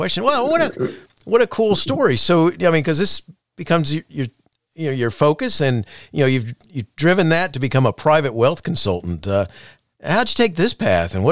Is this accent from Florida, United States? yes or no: yes; Daytona Beach, Florida, United States; also born or lived in Chicago; growing up in Daytona Beach, Florida